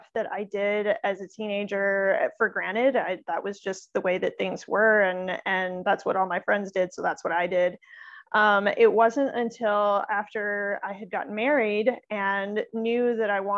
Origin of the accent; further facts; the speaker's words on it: Midwest, United States; I actually grew up in the Midwest